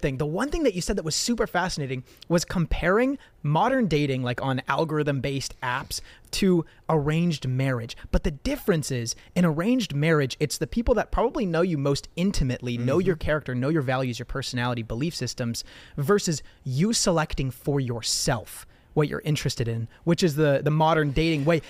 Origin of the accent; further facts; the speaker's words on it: Southern California, United States; growing up in the United States, growing up in Southern California